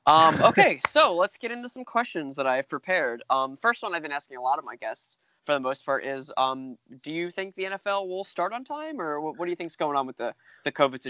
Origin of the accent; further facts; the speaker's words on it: New York, United States; I'm from New York.